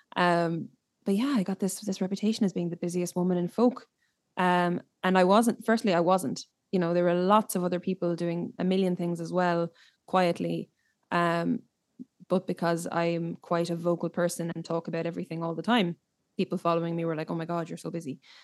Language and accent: English; Ireland; growing up in Ireland